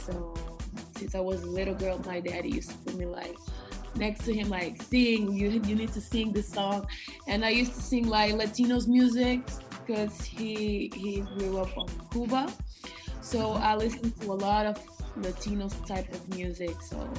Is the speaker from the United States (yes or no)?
no; Cape Verde; English is a second language; moved away; I am 22 years old. I am from Cape Verde.